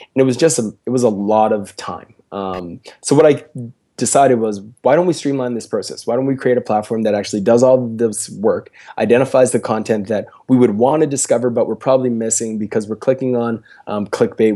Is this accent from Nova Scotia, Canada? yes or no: yes; Preston, Nova Scotia, Canada; now in Halifax, Canada; I'm from a very small rural place, um, in Nova Scotia called Preston